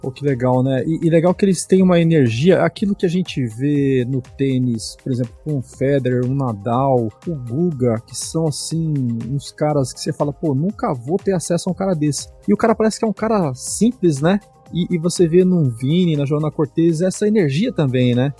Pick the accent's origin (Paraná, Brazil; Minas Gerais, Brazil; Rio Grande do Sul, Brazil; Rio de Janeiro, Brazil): Paraná, Brazil; now in São Paulo, Brazil; Eu sou paranaense, é. né? Eu tô aqui, aqui em São Paulo, mas eu, eu sou do Paraná